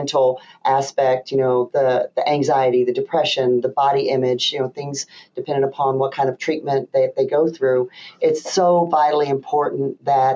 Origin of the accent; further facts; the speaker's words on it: the South, United States; now in Michigan, United States; me being a Southerner